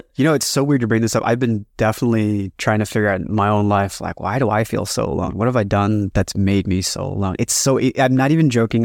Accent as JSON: {"language": "English", "country": "United States", "tie": "born or raised there", "said": "all three of us come from collectivist cultures in some form or another. And it's very weird, like, growing up in the States"}